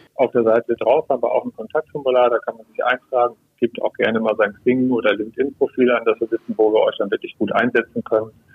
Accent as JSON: {"language": "German", "region": "Brandenburg", "country": "Germany", "said": "bei uns in Brandenburg"}